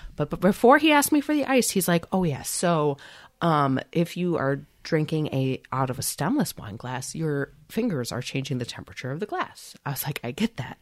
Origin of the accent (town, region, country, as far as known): United States